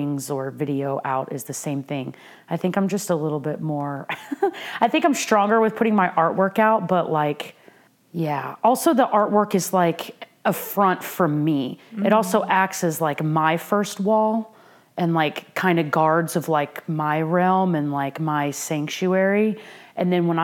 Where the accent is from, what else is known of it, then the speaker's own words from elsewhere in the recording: Norman, Oklahoma, United States; I grew up in Norman, Oklahoma